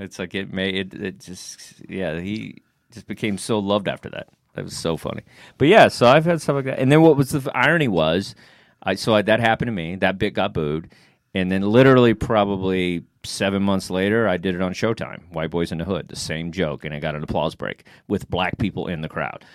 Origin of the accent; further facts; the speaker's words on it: Texas, United States; now in New York, United States; I'm from Texas